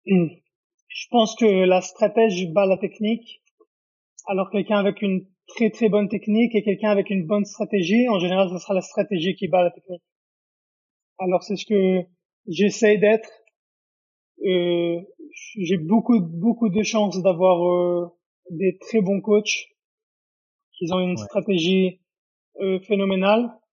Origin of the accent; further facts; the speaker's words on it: Israel; moved away as an adult; also born or lived in Paris, France / Japan; now in Las Vegas, United States; je suis né à Paris et j'ai grandi en Israël